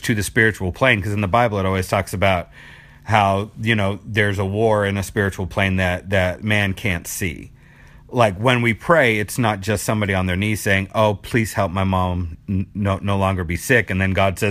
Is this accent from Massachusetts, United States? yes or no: yes; Boston, Massachusetts, United States; moved away; I'm from Boston originally